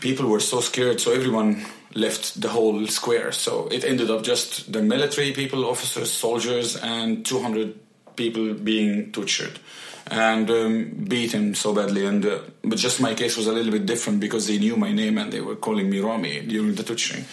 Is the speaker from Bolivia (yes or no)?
no; Mansoura, Dakahlia, Egypt; moved away as an adult; now in Sweden; Born and raised in Egypt. Yes, exactly. Okay. In Mansoura city.